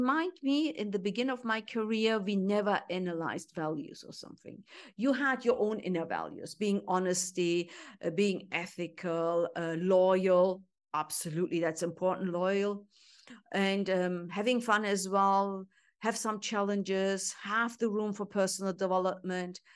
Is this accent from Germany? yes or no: yes; Germany; moved away as an adult; also born or lived in Istanbul, Turkey; Because origin Turkish, I grew up in Germany